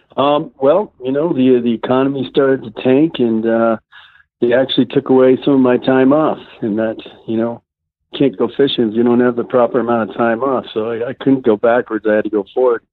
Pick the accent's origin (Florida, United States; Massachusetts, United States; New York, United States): Massachusetts, United States; moved away; I grew up in a uh, fishing family, so I came from Massachusetts